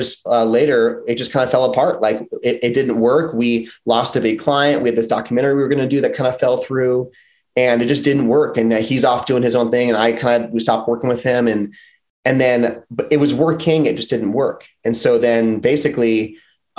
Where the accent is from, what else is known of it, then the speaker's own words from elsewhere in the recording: outside of Chicago, Illinois, United States; moved away as an adult; also born or lived in Philadelphia, Pennsylvania / Los Angeles, California; I grew up outside of Chicago, and then I moved to Philly after college. So I was like 23 when I got to Philly